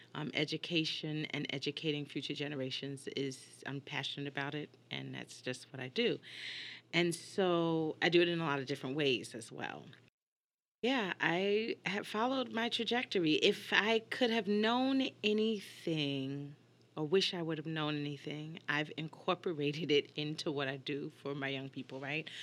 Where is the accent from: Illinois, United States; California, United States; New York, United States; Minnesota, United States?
New York, United States; moved away as an adult; also born or lived in Hartford, Connecticut; now in Houston, United States; I grew up in New York and came up to the University of Hartford, stayed here for thirty years